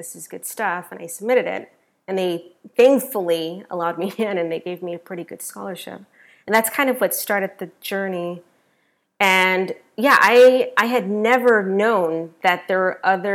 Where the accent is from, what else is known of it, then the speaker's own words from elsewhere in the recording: Denver, Colorado, United States; I went to Denver School of the Arts because I'm originally from Denver, Colorado.